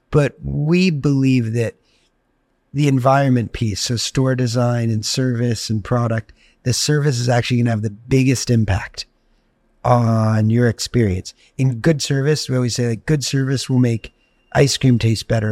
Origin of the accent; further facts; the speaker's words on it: Greenwich, Connecticut, United States; growing up in Greenwich, Connecticut